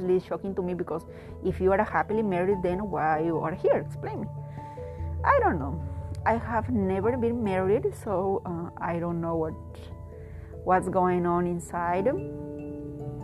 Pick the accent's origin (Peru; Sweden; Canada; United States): Peru; I am a Latin person, I am from Peru, South America